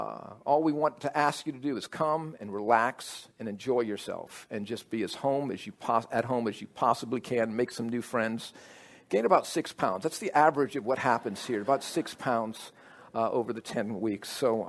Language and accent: English; New Orleans, Louisiana, United States; Both Annette and I grew up in New Orleans. Annette went to Dominican High School, and I went to an all-boy military school called New Orleans Academy.